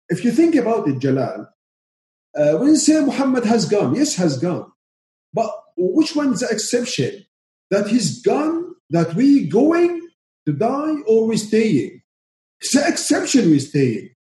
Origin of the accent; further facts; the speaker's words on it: Syria; first language Arabic; English is a second language; moved away; I'm from Syria, Arabic speaker